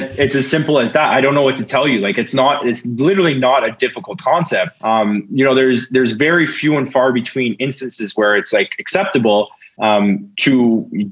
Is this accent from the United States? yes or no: no; Ontario, Canada; now in Manitoba, Canada; I grew up in Ontario where it wasn't as much of an issue